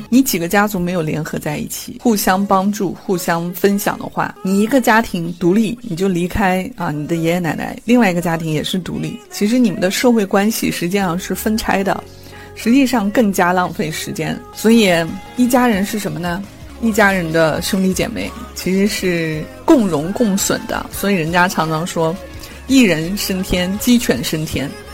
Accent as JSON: {"language": "Chinese", "country": "China", "said": "我们中国人的思维"}